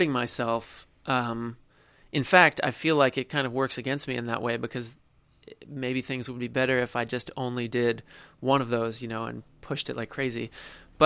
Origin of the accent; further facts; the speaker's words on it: New Jersey, United States; now in New York City, United States; I'm from South Jersey